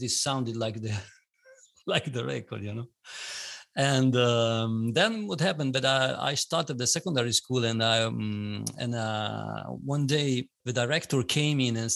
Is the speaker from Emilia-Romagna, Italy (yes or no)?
yes; Bologna, Emilia-Romagna, Italy; I'm from Italy, Bologna, which is a town which is in the northern part of Italy